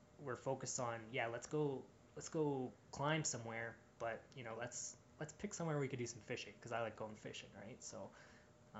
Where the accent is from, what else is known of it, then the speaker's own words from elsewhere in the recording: Edmonton, Alberta, Canada; I'm from Edmonton